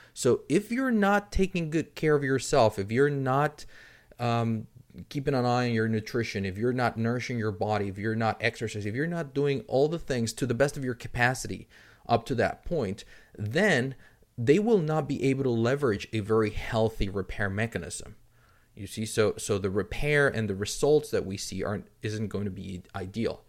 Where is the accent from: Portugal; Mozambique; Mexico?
Mexico; Mexico City; moved away; I'm originally from Mexico City